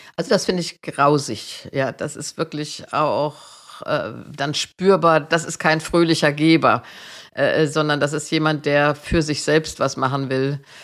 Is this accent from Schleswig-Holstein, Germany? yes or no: no; Marburg, Hesse, Germany; ich bin ja in Marburg zur Schule gegangen